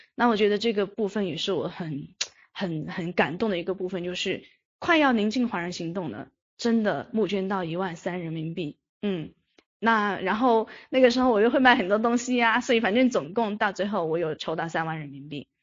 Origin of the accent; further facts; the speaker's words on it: Yunnan, China; 我是云南人